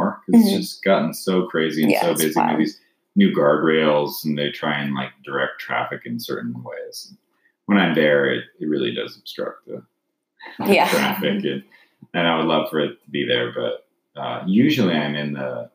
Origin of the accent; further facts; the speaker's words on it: Gilroy, California, United States; moved away; also born or lived in Seoul, South Korea; I grew up in Gilroy, California